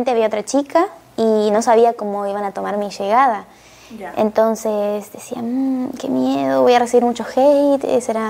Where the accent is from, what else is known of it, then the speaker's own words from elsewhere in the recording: Nogoyá, Entre Ríos, Argentina; Eh, yo soy de Nogoyá, Argentina, una ciudad muy pequeña.